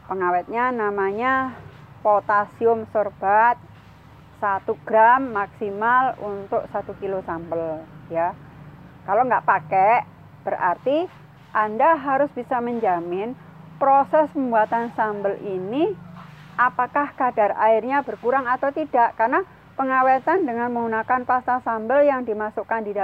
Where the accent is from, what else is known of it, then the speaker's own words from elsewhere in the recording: Sidoarjo, East Java, Indonesia; Karena saya tinggal di Sidoarjo, saya lahir di Sidoarjo